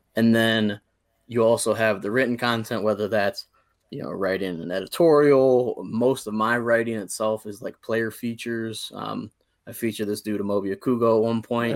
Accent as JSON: {"language": "English", "area": "near Akron", "region": "Ohio", "country": "United States", "tie": "born or raised there", "said": "I grew up again right outside of Akron, Ohio"}